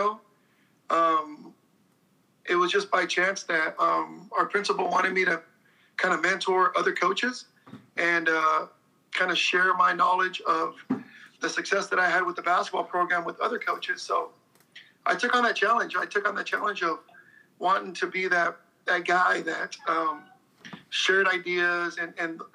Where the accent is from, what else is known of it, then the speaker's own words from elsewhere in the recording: Salinas, California, United States; also born or lived in East Los Angeles, California; We both were raised here in East Salinas. I was born in East